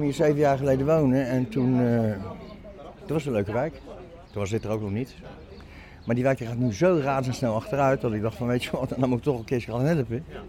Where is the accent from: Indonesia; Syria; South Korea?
Indonesia; also born or lived in Moerwijk, The Hague, Netherlands; now in The Hague, Netherlands; Ik ben 81. Ik kom uit Indonesië. Ik heb een Hollandse vader, Indische moeder